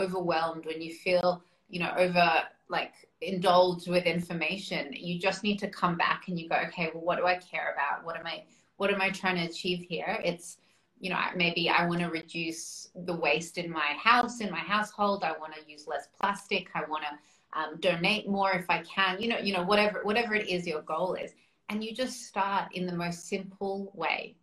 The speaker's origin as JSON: {"language": "English", "country": "Australia", "tie": "born or raised there", "said": "I was born in Australia, but my heritage, like my background is we're Russian"}